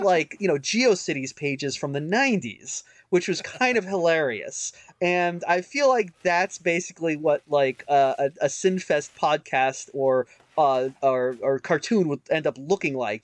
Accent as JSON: {"language": "English", "country": "United States", "said": "I'm an American"}